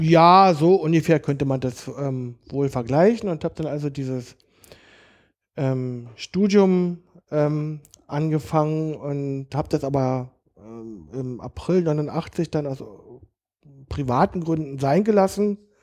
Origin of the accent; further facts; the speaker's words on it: Berlin, Germany; also born or lived in Kaulsdorf, Berlin; Also ich bin echter Berliner. Ja. Ich bin in Biesdorf ah. ähm, aufgewachsen. Geboren bin ich in Kaulsdorf